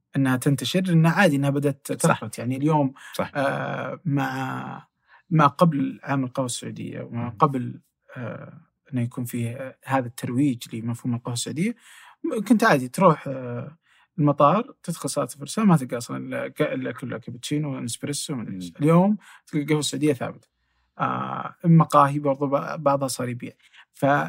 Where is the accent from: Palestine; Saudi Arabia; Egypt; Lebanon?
Saudi Arabia; Asir; now in Riyadh, Saudi Arabia; انا من الجنوب اوكي وتحديدا من عسير